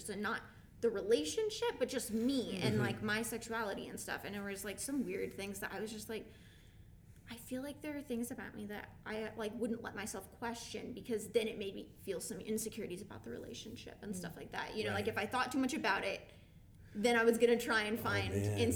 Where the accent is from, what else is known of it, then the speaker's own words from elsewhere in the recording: Sheridan, Wyoming, United States; moved away; growing up in Sheridan, Wyoming as an openly queer person